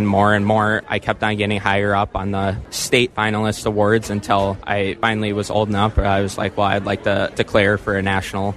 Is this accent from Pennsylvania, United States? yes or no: no; Marshall, Wisconsin, United States; I am from Marshall, Wisconsin